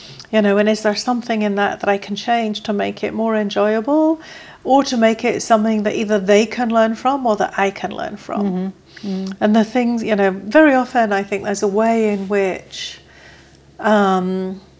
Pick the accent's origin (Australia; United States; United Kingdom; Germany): United Kingdom; England; I am English